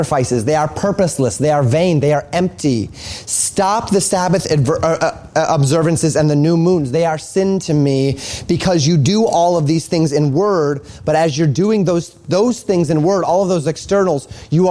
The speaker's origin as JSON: {"language": "English", "region": "Colorado", "country": "United States", "tie": "born or raised there", "said": "I saw this all the time growing up in Colorado"}